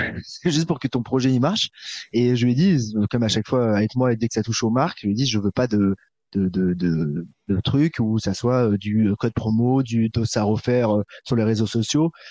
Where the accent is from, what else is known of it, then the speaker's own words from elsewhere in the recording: Paris, Île-de-France, France; en tant que Parisien